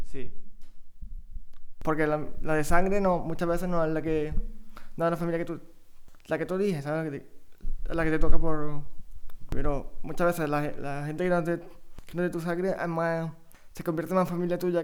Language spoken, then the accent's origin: Spanish; Cabra, Andalusia, Spain; also born or lived in Córdoba; yo soy de Córdoba, nací en Cabra